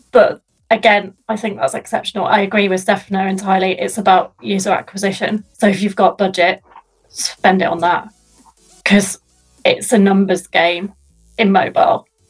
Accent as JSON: {"language": "English", "town": "Sheffield", "region": "Yorkshire and the Humber", "country": "United Kingdom", "tie": "born or raised there", "said": "my hometown which i love with a passion"}